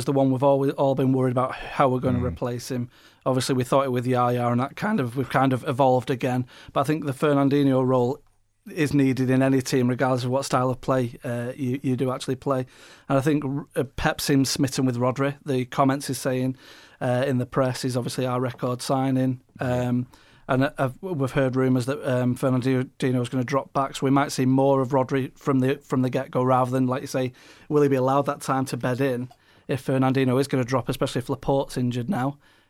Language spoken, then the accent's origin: English; Manchester, North West England, United Kingdom; we are typical Mancunian Blues.